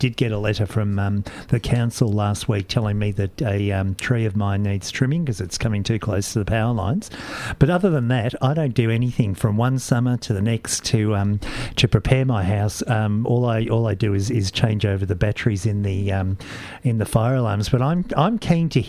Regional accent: Portarlington, Victoria, Australia; Paul and I were born and bred in country Victoria down at Geelong. I'm from Port Arlington

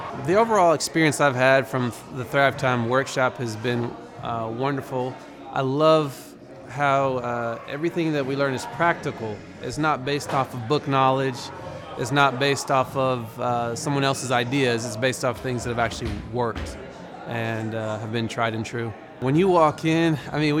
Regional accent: Broken Arrow, Oklahoma, United States; I'm from Broken Arrow

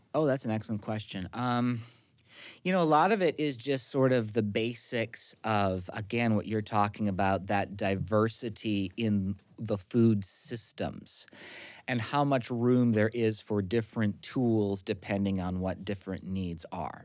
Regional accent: central Minnesota, United States; My hometown at the time had about four hundred and forty people

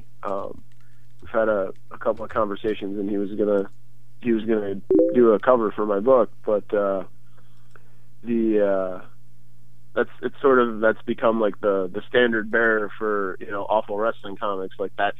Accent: Syracuse, New York, United States; I was born in Syracuse, New York

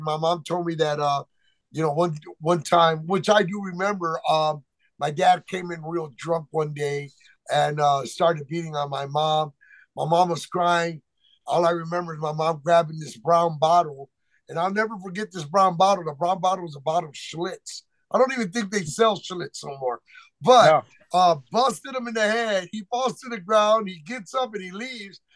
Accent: Chicago Heights, Illinois, United States; also born or lived in McAllen, Texas / Gary, Indiana / Hammond, Indiana; now in Las Vegas, United States; my mom moved me to Chicago Heights, Illinois

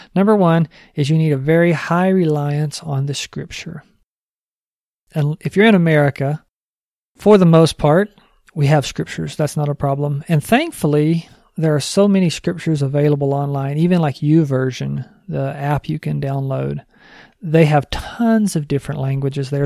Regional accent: New Mexico, United States; I'm from New Mexico

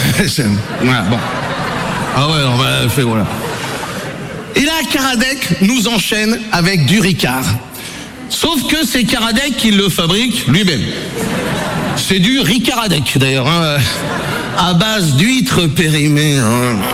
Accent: Brittany, France; Mais moi, je suis breton, tu vois, c'est peut-être un cliché, mais moi, c'est comme ça. Je viens d'un petit village où euh, tu as un bar, une église et un cimetière.

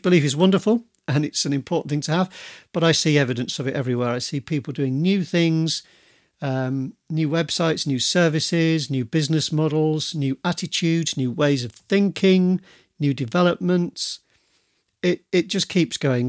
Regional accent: Yorkshire and the Humber, United Kingdom; now in Devon, United Kingdom; I come from Yorkshire, but I live in Devon

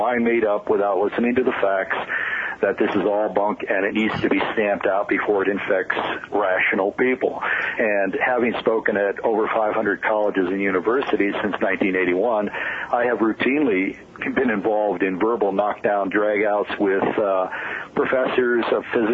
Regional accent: Albuquerque, New Mexico, United States; here in my hometown of Albuquerque

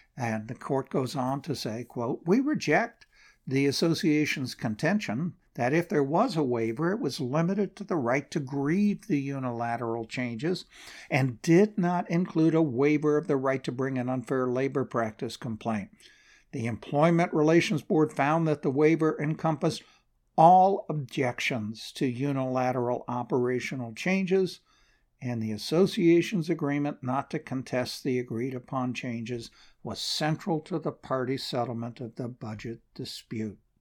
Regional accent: Portland, Oregon, United States; Portland, Oregon, my hometown

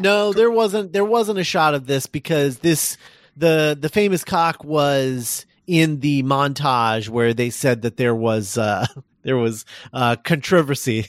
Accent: Columbus, Indiana, United States; my hometown of Columbus, Indiana

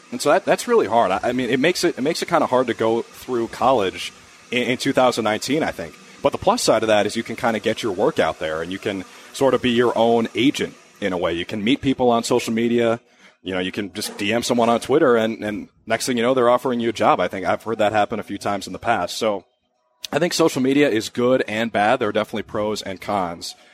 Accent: Minnesota, United States; growing up in Minnesota

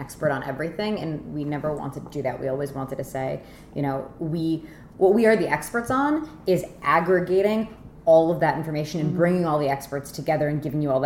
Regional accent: New York, United States; moved away as an adult; now in Toronto, Canada; I am a 4th-generation New Yorker

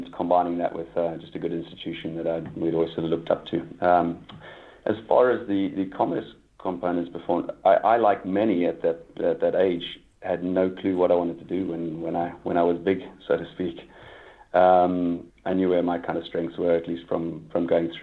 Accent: KwaZulu-Natal, South Africa; also born or lived in Stellenbosch; we, growing up in Natal and from that area

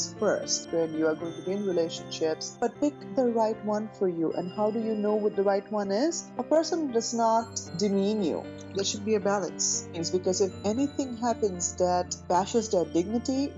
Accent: India; being an Indian girl, you know, with an Indian mentality

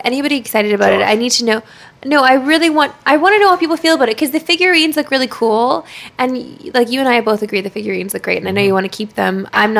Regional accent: Saskatchewan, Canada; I'm from Saskatchewan. Mosquito Central.

